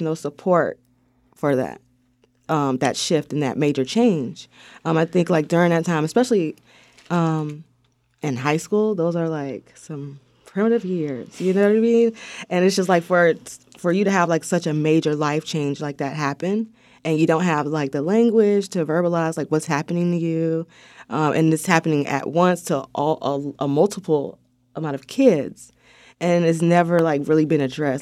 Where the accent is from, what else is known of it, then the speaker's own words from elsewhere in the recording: Wilmington, North Carolina, United States; I grew up on Sixth and Harnett.